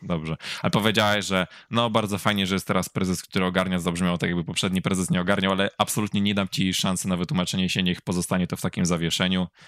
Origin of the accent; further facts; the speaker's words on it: Poznań, Greater Poland, Poland; ja będąc poznaniakiem rodzonym